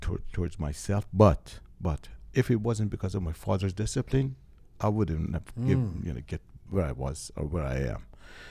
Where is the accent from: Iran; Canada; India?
Iran; first language Farsi; English is a second language; This was my first language, and I couldn't write it in Farsi